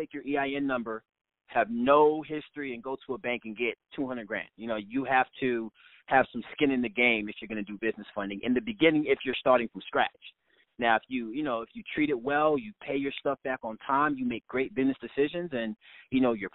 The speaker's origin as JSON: {"language": "English", "town": "St. Louis", "region": "Missouri", "country": "United States", "tie": "born or raised there", "moved": "yes", "lives_now": "New Jersey, United States", "said": "when I was growing up in St. Louis, Missouri"}